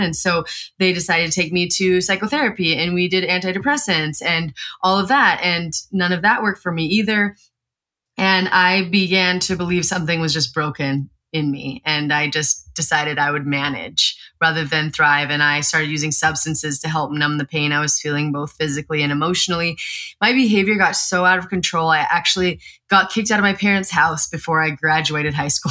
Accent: Eastern Montana, United States; I grew up in Montana, Eastern Montana

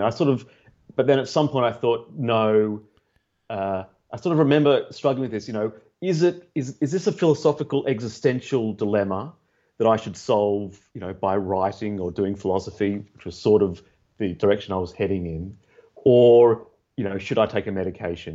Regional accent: Australia; now in London, United Kingdom; i'm from australia Tell from my accent. I grew up in a neurotic Jewish family

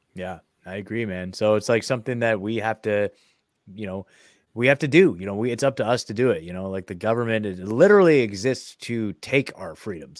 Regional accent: Oregon, United States; I'm from Oregon

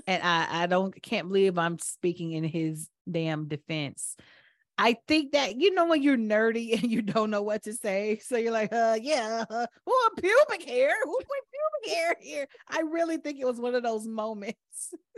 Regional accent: Atlanta, Georgia, United States; growing up in Atlanta, I thought that black people were everywhere.

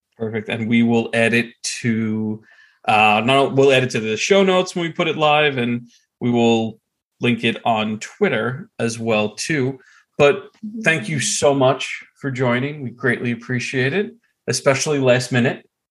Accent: United States; I'm a schmuck from New York, New Jersey.

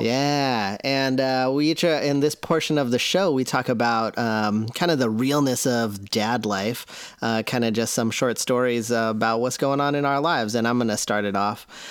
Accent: Seattle, Washington, United States; I'm from Seattle

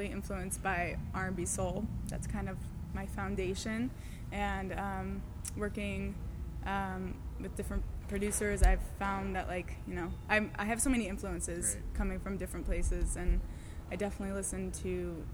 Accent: Colorado, United States; moved away as an adult; also born or lived in Boston; now in New York, United States; I'm from Colorado

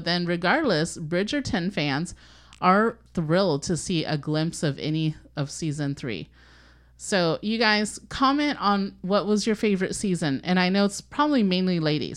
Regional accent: Orange County, California, United States; also born or lived in Brazil; I grew up in Orange County in California

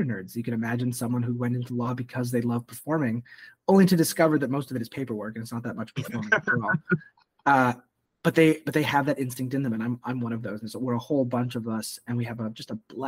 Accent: Montreal, Quebec, Canada; moved away; also born or lived in Toronto; I was born in Montreal.

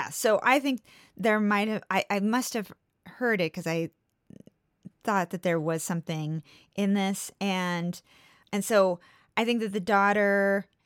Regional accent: California, United States; born and raised in California.

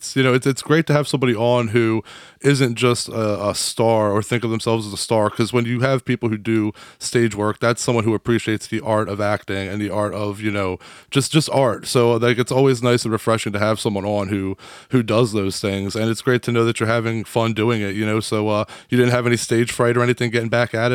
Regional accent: Delaware, United States; We're from Delaware.

